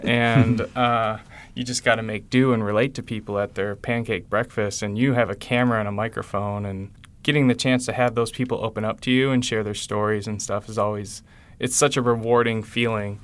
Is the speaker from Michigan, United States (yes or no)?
yes; West Michigan and Chicago, United States; growing up in West Michigan and Chicago